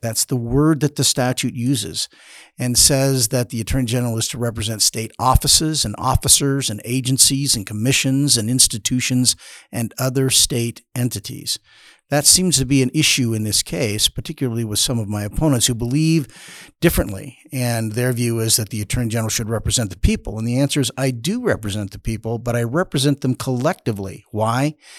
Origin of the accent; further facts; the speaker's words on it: Caldwell, Idaho, United States; I was born in Caldwell. I've lived my life in, uh, Idaho